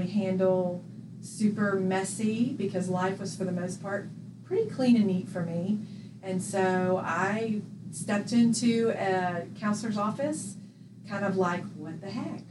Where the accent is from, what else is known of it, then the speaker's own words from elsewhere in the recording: Jacksonville, Florida, United States; moved away as an adult; now in Birmingham, United States; grew up in Jacksonville, Florida